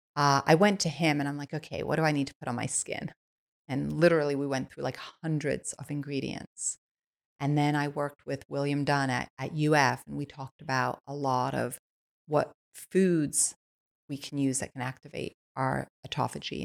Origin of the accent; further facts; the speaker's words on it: Switzerland; moved away; I I was born in Switzerland. I was born on a biodynamic farm